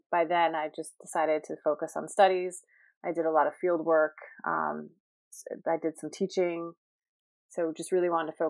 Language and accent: English; Rye, New York, United States; also born or lived in Boston; now in Greenwich, United States; I was born in New York City. I grew up in Rye, New York, a suburb just outside of New York and went to school at Rye Country Day, um, obviously in Rye, New York, um, where my mom also taught kindergarten.